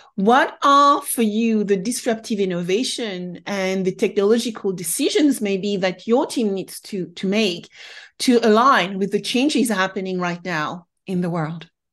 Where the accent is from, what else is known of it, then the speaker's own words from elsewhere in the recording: France; being French myself